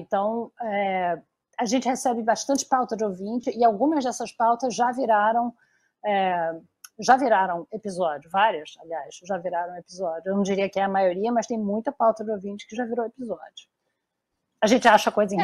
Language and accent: Portuguese; Rio de Janeiro, Brazil; Eu sou carioca